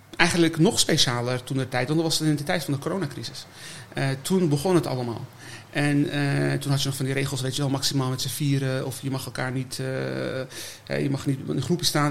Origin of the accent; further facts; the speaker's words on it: Almere, Flevoland, Netherlands; moved away as an adult; also born or lived in Amersfoort; now in The Hague, Netherlands; Almere, dat is, daar is het echt gebeurd. Ja, daar heb ik mijn mijn basisschool, middelbare school